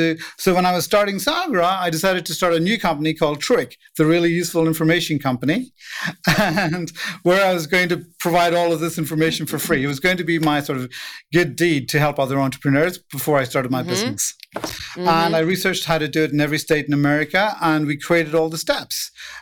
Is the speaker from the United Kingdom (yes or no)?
yes; England, United Kingdom; now in United States; And so I came from England. So when I came to the U.S., I have no idea how to start a business in the U.S. or anything at all.